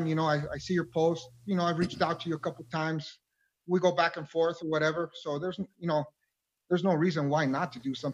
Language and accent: English; Nogales, Arizona, United States; I was born and raised here in Nogales, Arizona